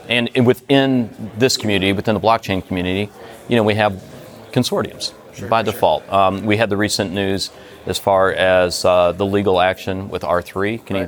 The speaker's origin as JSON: {"language": "English", "town": "Detroit", "region": "Michigan", "country": "United States", "moved": "yes", "said": "I'm from Detroit originally, right. so we're U.S. boys."}